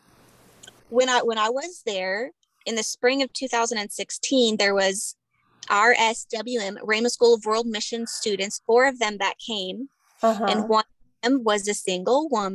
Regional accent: United States; moved away as an adult; I'm their American mama.

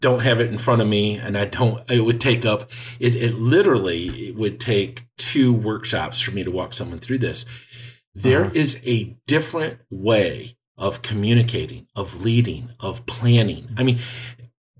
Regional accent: Lansing, Michigan, United States; I grew up in Lansing, Michigan

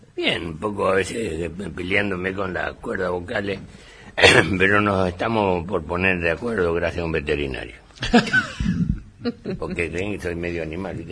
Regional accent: Villa Ángela, Chaco, Argentina; en mi pueblo, en Villangel, que es tercera ciudad del Chaco

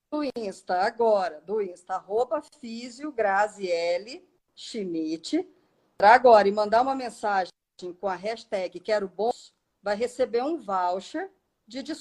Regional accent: Germany; Eu sou alemão, mas enfim.

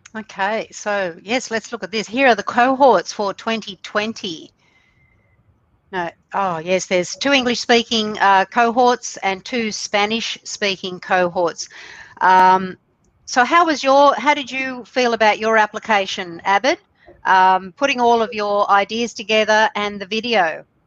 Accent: Australia; I'm from Australia, down under, we say here

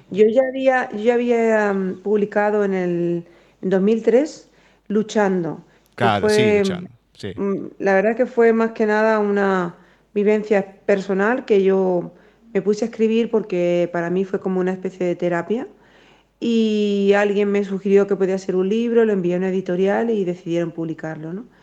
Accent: Spain; y soy española y muy orgullosa

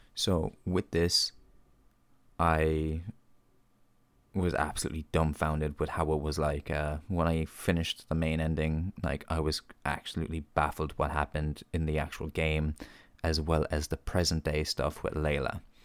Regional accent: Ireland; as an Irish reviewer and podcaster

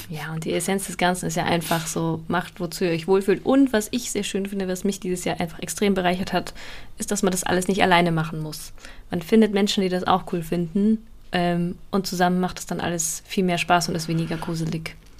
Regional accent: Bavaria, Germany; in Süddeutschland, Bayern, wo ich herkomme

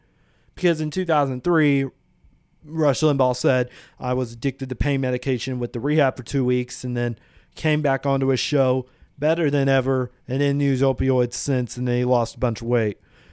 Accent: Vincennes, Indiana, United States; now in Bloomington, United States; I grew up in Vincent's, first off.

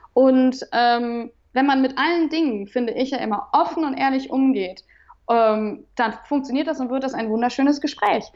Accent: Remscheid, North Rhine-Westphalia, Germany; Ich bin in Remscheid zur Schule gegangen

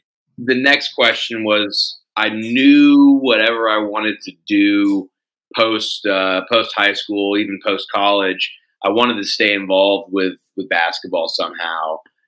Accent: Cedar Park, Texas, United States; also born or lived in San Jose, California; So I was actually born in San Jose, California. I don't remember why. We moved when I was young, and we actually moved to Cedar Park, Texas, so right outside of Austin.

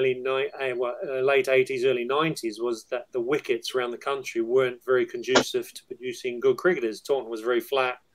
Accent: New Zealand; moved away as an adult; also born or lived in England; I played a bit of underage cricket in New Zealand

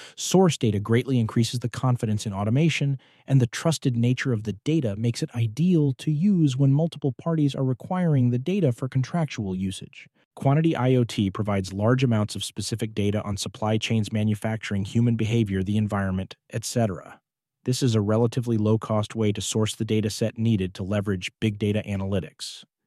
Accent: Pittsburgh, Pennsylvania, United States; I grew up in Pittsburgh

